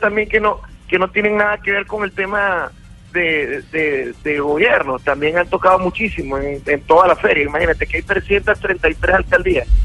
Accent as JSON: {"language": "Spanish", "country": "Venezuela", "said": "Soy el artista venezolano con más número uno en la cartelera nacional de Venezuela"}